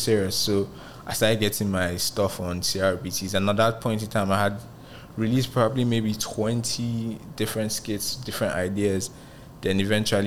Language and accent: English; Nigeria; moved away as an adult; also born or lived in Ghana; now in Lagos, Nigeria; I didn't want to come back to Nigeria. I was trying to do what … did, just blow up as a Nigerian in Ghana